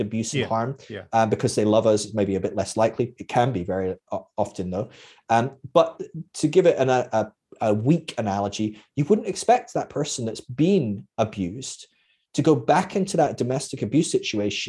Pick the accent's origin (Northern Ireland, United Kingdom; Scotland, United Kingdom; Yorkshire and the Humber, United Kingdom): Scotland, United Kingdom; I'm Scottish